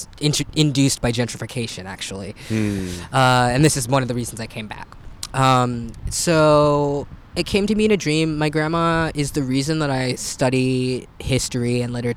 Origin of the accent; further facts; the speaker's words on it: San Francisco, California, United States; also born or lived in Portland; I'm born and raised in San Francisco.